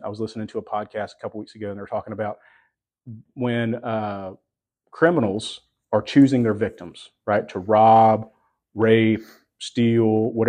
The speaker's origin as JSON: {"language": "English", "region": "Texas", "country": "United States", "said": "I'm from Texas."}